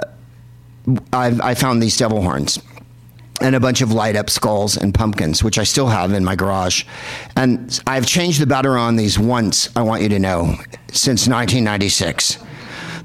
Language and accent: English; San Francisco, California, United States; moved away; also born or lived in London; I'm from San Francisco